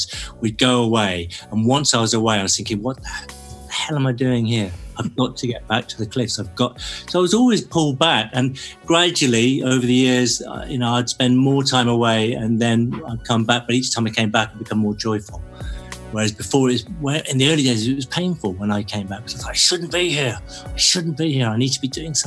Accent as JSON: {"language": "English", "area": "Cornwall", "region": "South West England", "country": "United Kingdom", "tie": "born or raised there", "moved": "yes", "said": "growing up in Cornwall, you want to move away"}